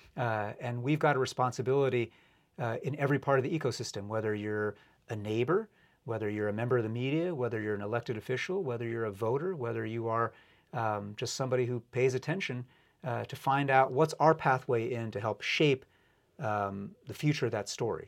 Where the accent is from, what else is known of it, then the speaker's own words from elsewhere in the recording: New York, United States; now in Seattle, United States; I grew up in New York, and so I grew up a Yankee fan